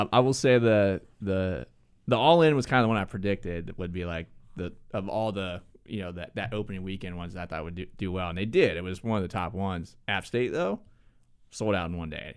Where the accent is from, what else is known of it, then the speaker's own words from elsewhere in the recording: Ohio, United States; moved away as an adult; now in Charlotte, United States; I'm from Ohio